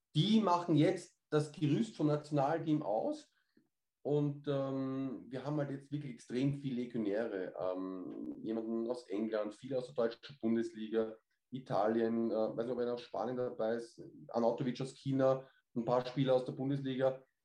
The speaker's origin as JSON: {"language": "German", "country": "Austria", "said": "Bei uns in Österreich"}